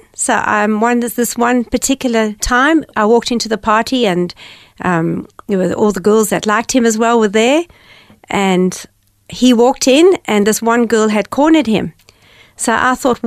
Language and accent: English; Gordon's Bay, Western Cape, South Africa; I grew up in Cape Town, in a beautiful seaside village called Gordon's Bay.